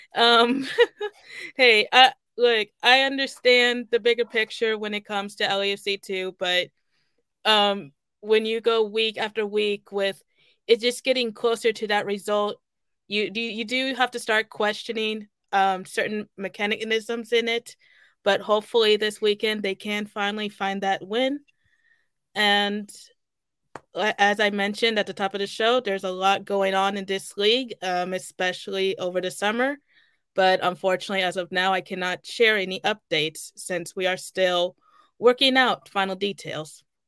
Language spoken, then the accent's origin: English; Kansas City, United States; born or raised there; moved away